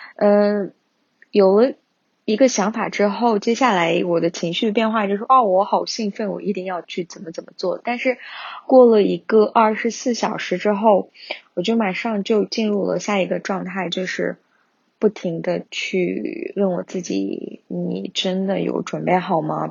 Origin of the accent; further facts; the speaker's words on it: Kashgar, Xinjiang, China; now in Beijing, China; 我家乡喀什那边的生活